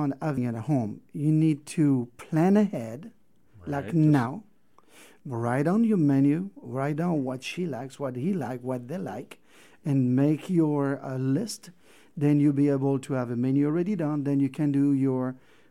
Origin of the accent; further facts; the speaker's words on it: Brittany, France; now in Moab, United States; I'm from Brittany, where... I grew up with oysters